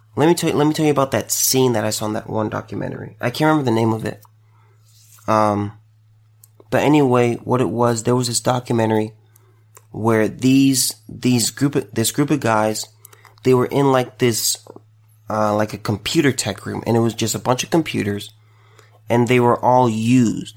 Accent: United States; as an American

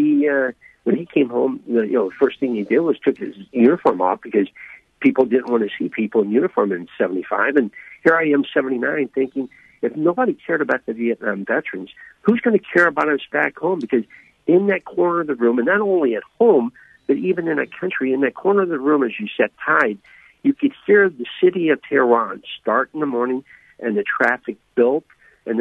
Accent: United States; growing up in a small town of Crockville

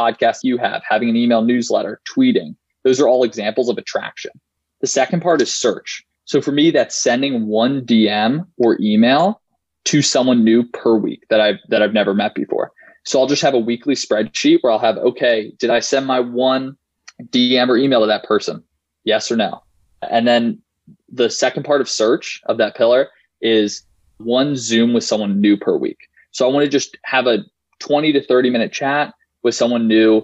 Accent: Philadelphia, Pennsylvania, United States; I'm from Philly. I went to an all-guys Catholic high school. I'm a senior at Yale now.

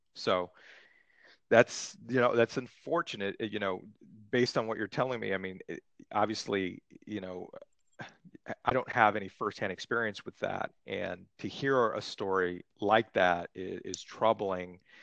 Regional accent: Santa Monica, California, United States; I'm I'm from Los Angeles. I grew up in Santa Monica. I've lived here over 30 years.

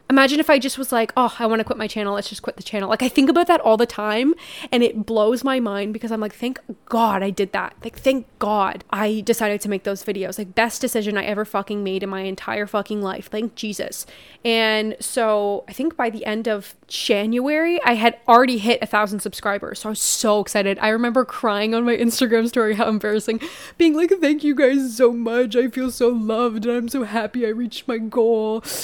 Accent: Canada; I'm so Canadian

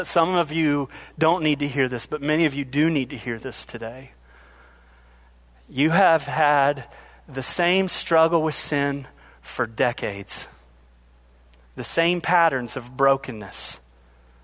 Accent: Ohio, United States; moved away; I am from Ohio, so that's how we say things there

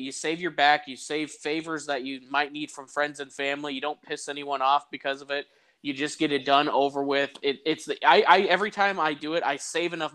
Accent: Iowa, United States; I'm from Iowa

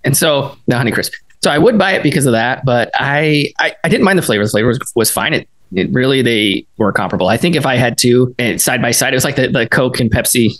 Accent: Killeen, Texas, United States; born or raised there; moved away as an adult; also born or lived in McKinney, Texas

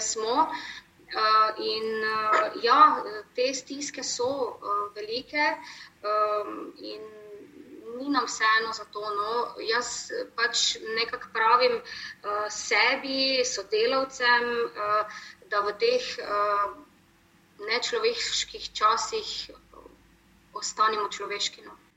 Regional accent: Maribor, Drava, Slovenia; smo že tukaj, se pravi Mariborčani

